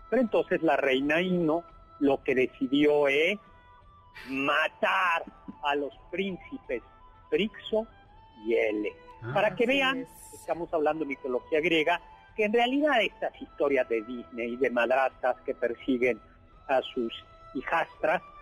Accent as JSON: {"language": "Spanish", "region": "Mexico City", "country": "Mexico", "said": "los amigos que somos aquí chilangos, la pera es una curva muy peligrosa entre México y Cuernavaca."}